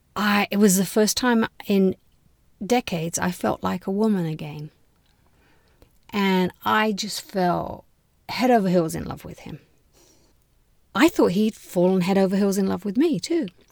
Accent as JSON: {"language": "English", "region": "London", "country": "United Kingdom", "tie": "born or raised there", "moved": "as an adult", "lives_now": "United States", "said": "I was born in London and finished university in London."}